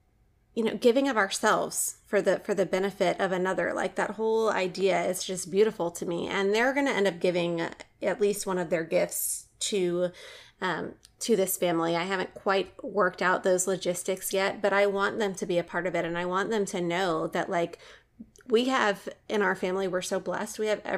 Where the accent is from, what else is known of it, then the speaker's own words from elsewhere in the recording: New Orleans, Louisiana, United States; moved away; a lot of our listeners may know that I'm from New Orleans